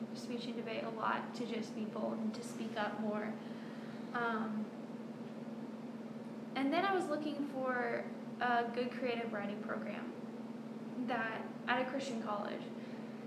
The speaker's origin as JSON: {"language": "English", "town": "New Waverly", "region": "Texas", "country": "United States", "tie": "born or raised there", "moved": "yes", "said": "I was born and raised in Texas"}